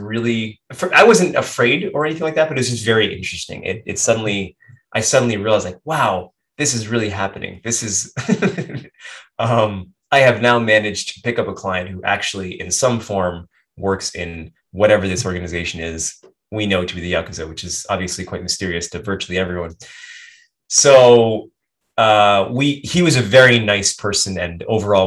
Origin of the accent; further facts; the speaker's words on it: United States; moved away as an adult; now in Japan; I'm very American